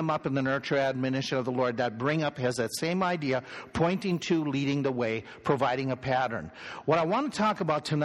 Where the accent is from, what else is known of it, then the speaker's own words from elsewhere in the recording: Minnesota, United States; I grew up in Minnesota.